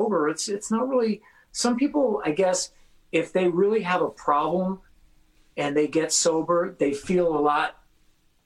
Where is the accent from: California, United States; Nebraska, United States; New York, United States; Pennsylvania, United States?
California, United States; San Fernando Valley; I came from the San Fernando Valley